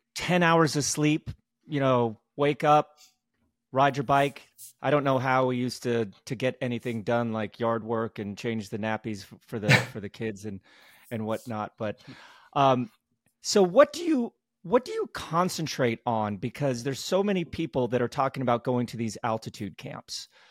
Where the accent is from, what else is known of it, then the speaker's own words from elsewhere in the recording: United States; as an American